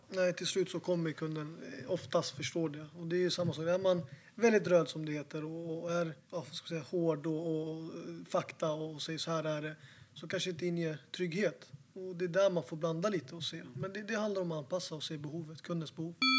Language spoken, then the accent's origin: Swedish; Falun, Dalarna County, Sweden; now in Stockholm, Sweden; jag är inte från Stockholm från början, jag är från Falun